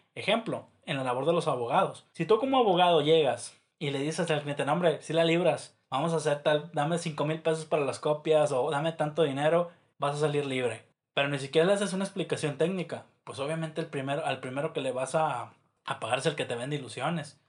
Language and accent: Spanish; Mexico; nosotros como mexicanos